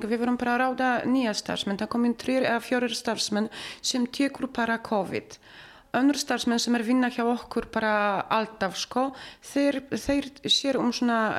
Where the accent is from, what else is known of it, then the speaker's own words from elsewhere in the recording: Poland; Icelandic is a second language; now in Iceland; við erum bara allir frá Pólandi.